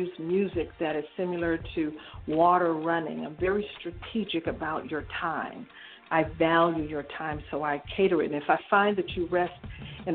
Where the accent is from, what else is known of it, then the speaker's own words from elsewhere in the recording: Detroit, Michigan, United States; I was born and raised in Detroit, Michigan